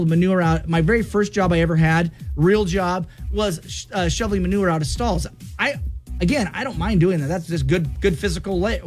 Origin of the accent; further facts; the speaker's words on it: Clarkston, United States; my hometown is Clarkston